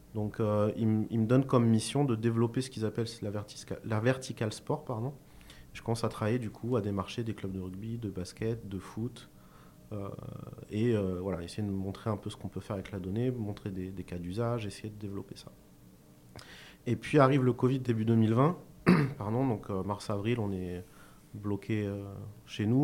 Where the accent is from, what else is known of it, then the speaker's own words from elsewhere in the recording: Cahors, Occitania, France; je suis originaire de Cahors